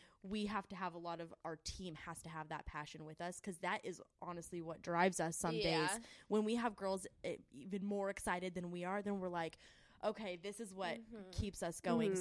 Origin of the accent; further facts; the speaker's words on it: Reno, Nevada, United States; moved away; I'm from Reno